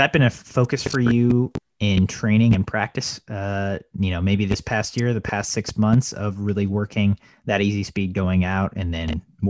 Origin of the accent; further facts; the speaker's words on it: Texas, United States; my home state of Texas